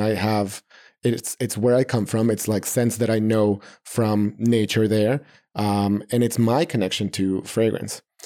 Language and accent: English; Mexico City, Mexico; moved away as an adult; now in New York City, United States; I'm born and raised in Mexico City, uh, all my family is there.